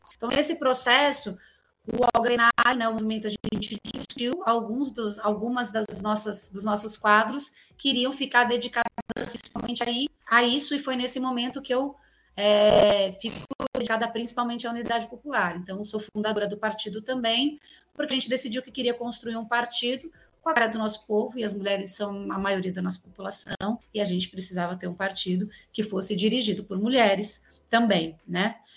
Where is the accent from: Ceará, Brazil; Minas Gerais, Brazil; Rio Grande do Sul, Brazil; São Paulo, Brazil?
São Paulo, Brazil; also born or lived in Bauru; sou nascida e criada em Guaianazes, né, um bairro da periferia da cidade de São Paulo